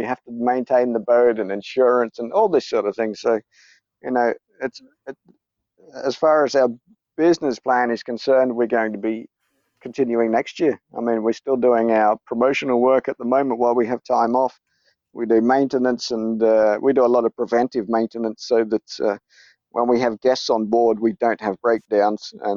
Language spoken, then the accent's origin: English; Gold Coast, Queensland, Australia; moved away; also born or lived in South Australia / Greece; I grew up on the Gold Coast. I was actually born in South Australia